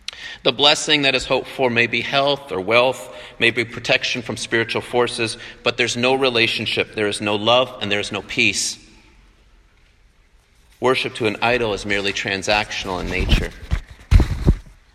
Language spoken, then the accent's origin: English; Canada; moved away as an adult; also born or lived in Vancouver, Washington; now in Taiwan; I'm from Canada originally, and I grew up to German parents